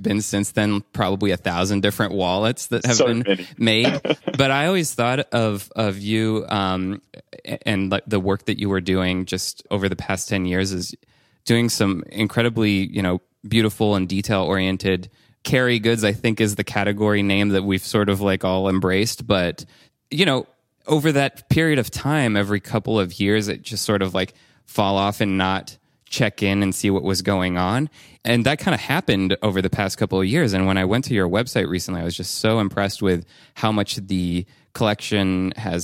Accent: France; I grew up in France, and my dad is French, my mom is American

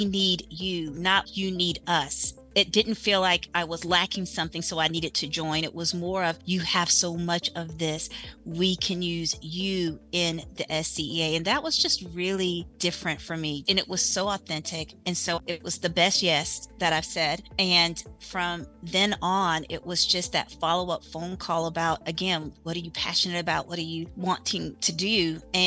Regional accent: South Carolina, United States; I am from South Carolina.

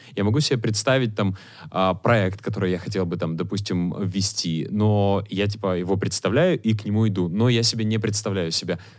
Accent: Chernivtsi, Chernivtsi Oblast, Ukraine; now in Kyiv, Ukraine; когда я там в э, родных Черновцах

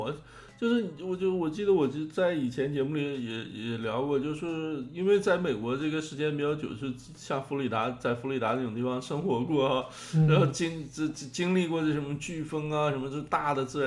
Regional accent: Jilin City, Jilin, China; 中国就是，你就比如说现在这个中国新热点到我的家乡了，哈，是从你的家乡到我家乡，那吉林市成为新热点了。

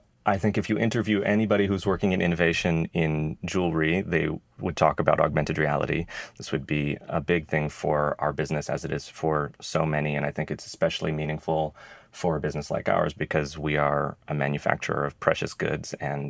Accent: Idaho, United States; moved away as an adult; also born or lived in Rhode Island; I grew up in Idaho

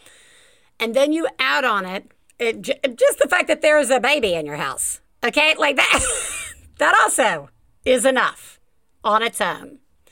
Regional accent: Tuscaloosa, Alabama, United States; my accent like talking to somebody from my hometown of Tuscaloosa, Alabama

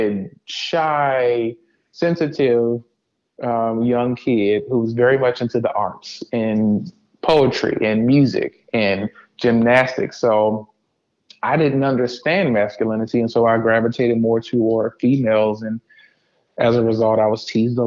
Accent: DMV, United States; True DMV native.

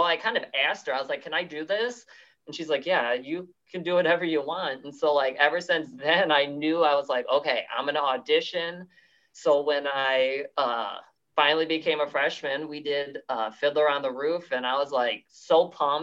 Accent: Amboy, Illinois, United States; accent: Midwest; moved away as an adult; now in Wisconsin, United States; I'm actually originally from Amboy, Illinois, which is an even smaller town than what I live in now

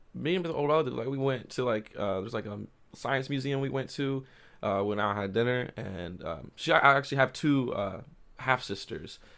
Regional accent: Columbia, Missouri, United States; also born or lived in Oklahoma / Jefferson City, Missouri; I, grew up in Columbia, and I've always loved it here

